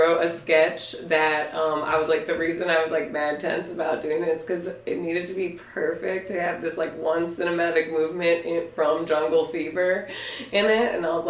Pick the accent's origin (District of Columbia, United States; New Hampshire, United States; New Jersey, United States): District of Columbia, United States; Washington; moved away as an adult; also born or lived in Virginia; now in New York, United States; I'm originally from DC. Okay. I did grow up in Virginia, should clarify, and DC.